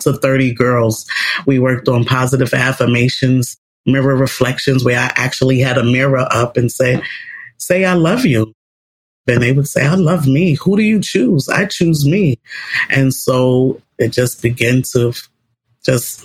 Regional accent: New York City, New York, United States; I grew up in New York City public housing as a young lady, as a teen, with my mom.

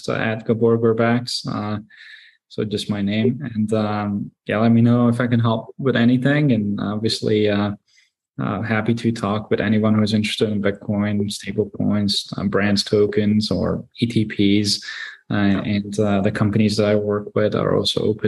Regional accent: Hungary; moved away; I grew up in Hungary

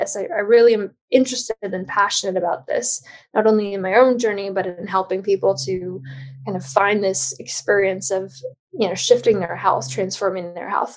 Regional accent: Midwest, United States; now in Los Angeles, United States; I grew up in the Midwest and on a standard American diet

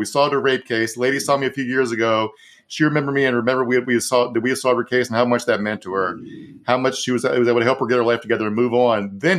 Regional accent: Virginia, United States; I want to talk about my home state of Virginia real quick.

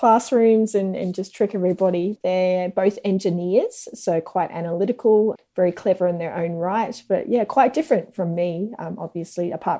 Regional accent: New Zealand; also born or lived in Australia; I was born in New Zealand, started school in Australia, did most of my schooling back in New Zealand, travelled around a lot.

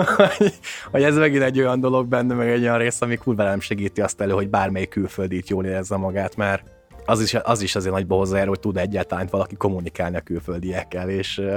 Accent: Hungary; én magyar vagyok, hogy onnan jövök

